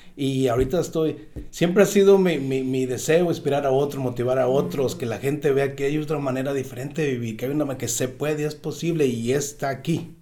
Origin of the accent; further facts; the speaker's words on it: Tecuala, Nayarit, Mexico; now in Southern California, United States; soy de una ciudad, se llama Tecual, Nayarit, México